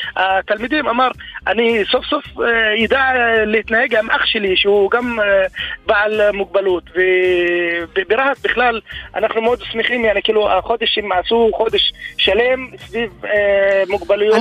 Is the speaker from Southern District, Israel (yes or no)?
yes; Rahat, Southern District, Israel; אני בן 34 מהעיר רהט